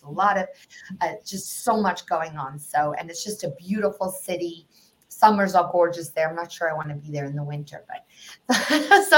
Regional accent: South Africa; moved away; for those of you who can detect an accent, I'm from South Africa

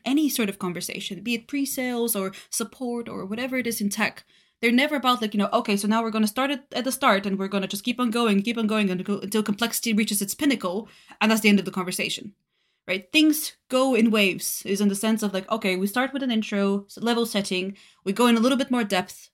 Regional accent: Varna, Varna Province, Bulgaria; English is a second language; moved away as an adult; also born or lived in Denmark; now in United Kingdom; I'm originally born and raised in Bulgaria in a seaside city of Varna.

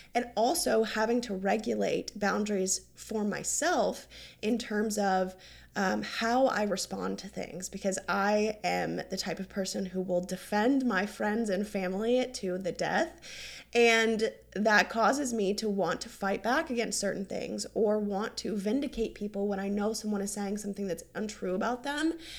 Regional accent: North Carolina, United States; now in Hilton Head, United States; I'm from North Carolina

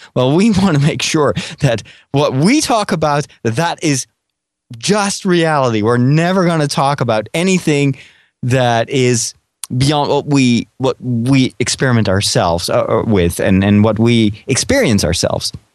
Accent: Netherlands; I'm from Holland.

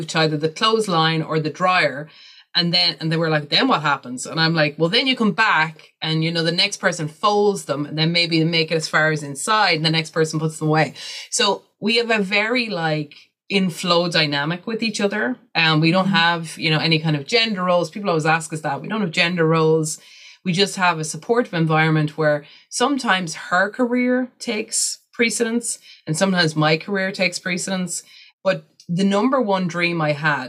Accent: Ireland; being an Irish white woman

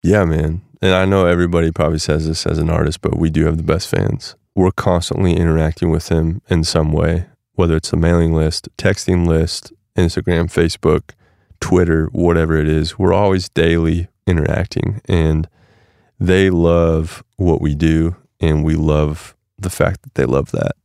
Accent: Nebraska, United States; moved away; also born or lived in Portland; growing up in Nebraska

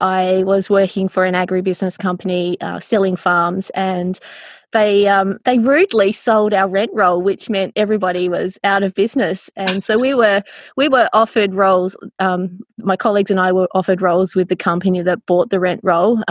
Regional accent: northwest coast of Tasmania, Australia; I grew up on the northwest coast of Tassie

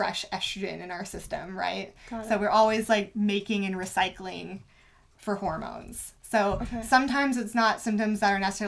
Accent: Indiana, United States; I grew up in Indiana.

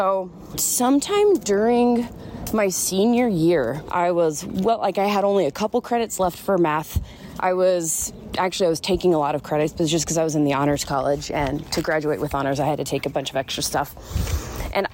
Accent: Southeast, United States; I've never been a homebody. I grew up in the Southeast.

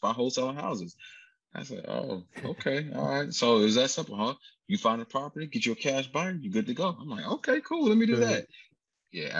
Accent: Atlanta, Georgia, United States; I grew up in Atlanta

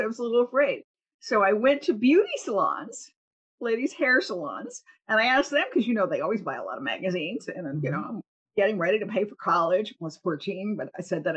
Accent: Cleveland, Ohio, United States; moved away; also born or lived in Athens, Ohio; I am from Cleveland, Ohio, from a, I guess, working class family, you'd have to say. We lived in a housing project, a government housing project. I think our rent was $39 a month or something when I was a little kid.

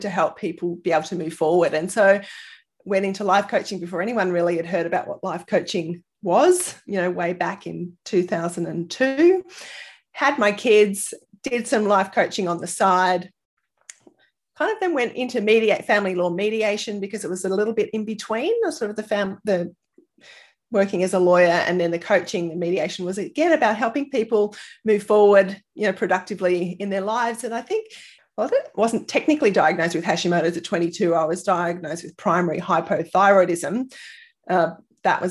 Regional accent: Sydney, New South Wales, Australia; moved away as an adult; now in Brisbane, Australia; I actually grew up in Sydney

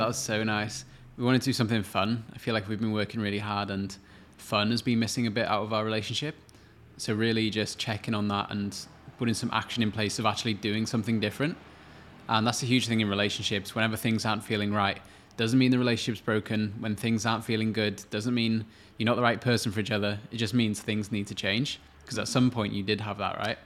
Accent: Wales, United Kingdom; moved away as an adult; now in Australia; I'm from Wales originally, which is in the U K

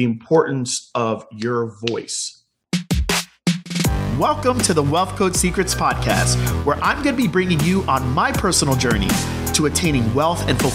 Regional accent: Jamaica; now in United States; I was not born in the United States. I was born in Jamaica

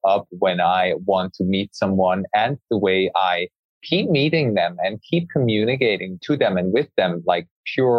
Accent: Switzerland; I grew up in Switzerland

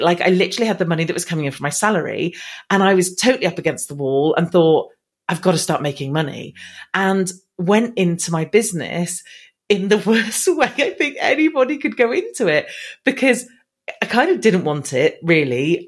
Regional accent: England, United Kingdom; accent: English; I've been here my whole life, so I should hopefully sound as English as they come.

